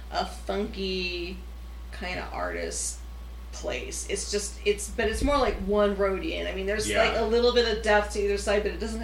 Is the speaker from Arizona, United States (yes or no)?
no; California, United States; moved away; we're originally from California, and there's a lot of beautiful places there